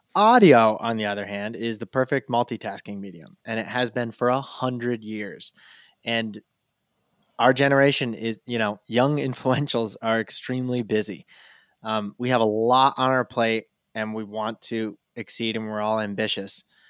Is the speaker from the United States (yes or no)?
yes; rural Vermont, United States; I'm born and raised in rural Vermont